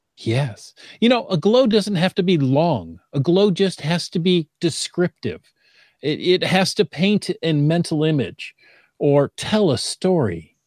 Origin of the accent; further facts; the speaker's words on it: Perrysburg, Ohio, United States; moved away; I grew up in Perrysburg, which is, you know, right across the river